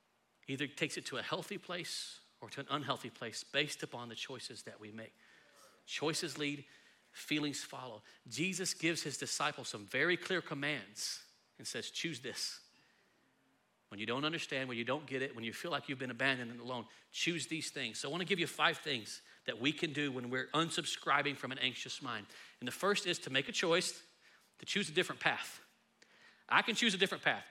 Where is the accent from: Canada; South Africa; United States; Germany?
United States; Texas; we're from Texas